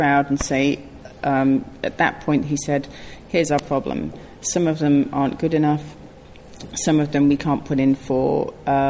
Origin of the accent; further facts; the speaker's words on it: Yorkshire and the Humber, United Kingdom; It played in my hometown in Yorkshire